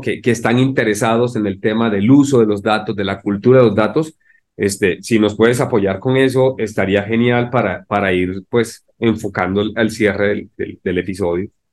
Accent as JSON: {"language": "Spanish", "country": "Colombia", "moved": "yes", "lives_now": "Mexico", "said": "soy de Colombia, pues, y llegué a México"}